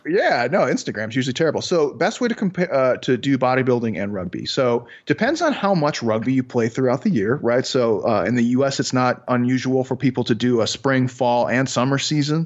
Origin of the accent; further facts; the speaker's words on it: Chicago, Illinois, United States; I'm from Chicago